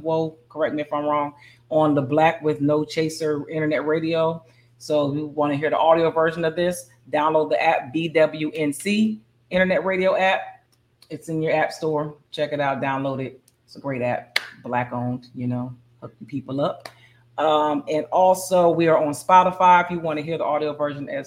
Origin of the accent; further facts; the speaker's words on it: Bristol, Pennsylvania, United States; my hometown of Bristol, Pennsylvania